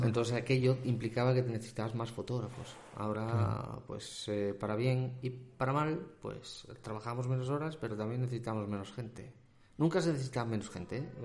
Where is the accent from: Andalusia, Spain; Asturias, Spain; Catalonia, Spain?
Asturias, Spain; Soto del Barco; soy asturiano, soy asturiano.